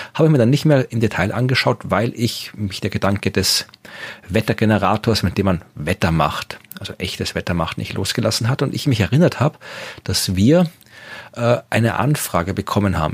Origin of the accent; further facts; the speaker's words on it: Wachau, Lower Austria, Austria; in der Gegend, wo ich herkomme, in der Wachau, im Weinbaugebiet